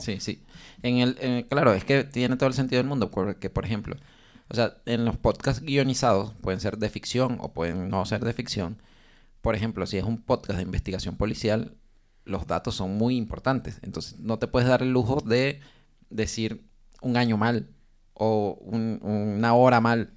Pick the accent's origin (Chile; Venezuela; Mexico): Venezuela; moved away; como somos tres venezolanos